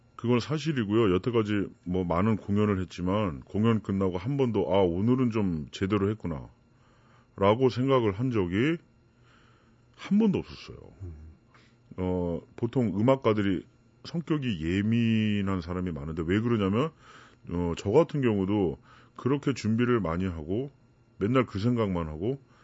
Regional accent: South Korea; moved away as an adult; now in Germany

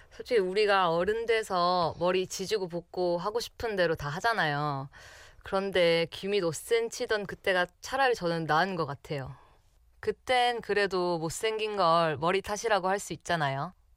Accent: Masan, South Gyeongsang, South Korea; moved away as an adult; now in Seoul, South Korea; 저희 고향은 바로 경남 마산입니다.

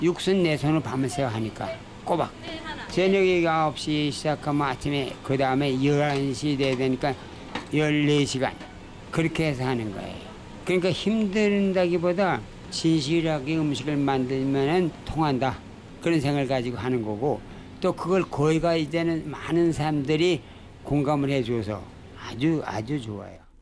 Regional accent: Pyongyang, North Korea; now in Seoul, South Korea; 내가 평양 사람이거든

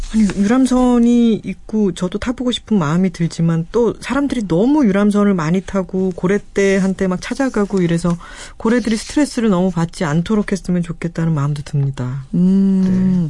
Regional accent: Busan, South Korea; 부산 제 고향 근처에는

